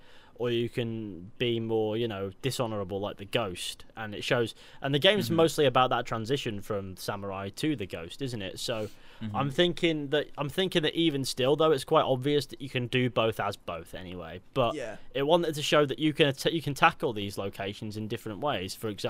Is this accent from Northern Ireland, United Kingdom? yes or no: no; South West England, United Kingdom; now in Manchester, United Kingdom; Don't worry, I'm from the West Country originally too, but I live in Manchester. Lucky me, I have a hybrid accent, which means sometimes it sounds like this and other times it sounds like this.